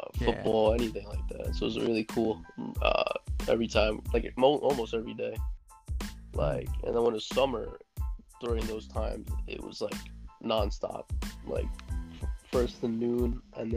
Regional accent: New City, New York, United States; I was born on March 17th, 1999. And yeah, basically lived in New York. I lived in New York my whole life, around the same place

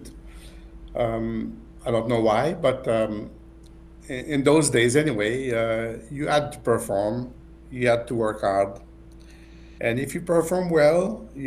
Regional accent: Montreal, Quebec, Canada; also born or lived in Bath, United Kingdom / London, United Kingdom; I was born in Montreal on the 15th of January, 1950.

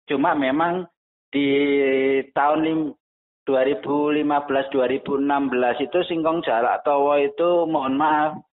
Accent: Surakarta, Central Java, Indonesia; Sebenarnya saya itu aslinya Solo, tepatnya di Kecamatan Jebres, Kelurahan Mojosongo.

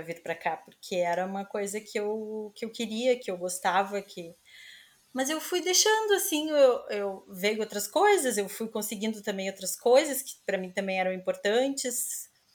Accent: Porto Alegre, Rio Grande do Sul, Brazil; moved away as an adult; now in Lisbon, Portugal; eu sou de Porto Alegre

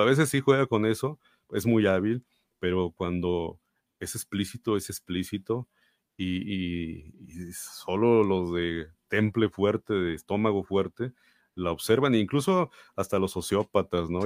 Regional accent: Mexico; nosotros como mexicanos

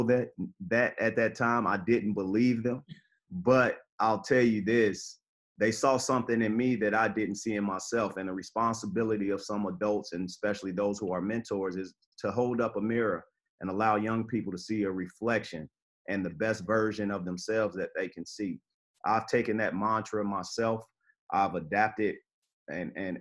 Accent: Chicago, Illinois, United States; I was born and raised in Chicago.

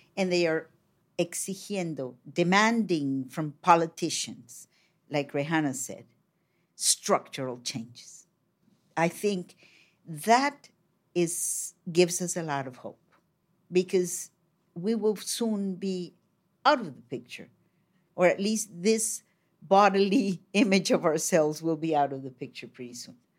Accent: Colombia; I come from Colombia in South America.

